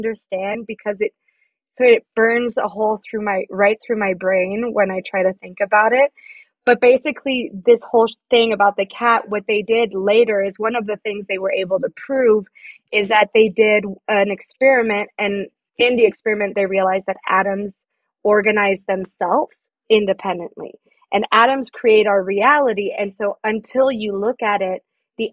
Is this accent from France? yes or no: yes; France; moved away as an adult; now in United States; I'm French. I grew up in France and I moved to the States about like 7 years ago.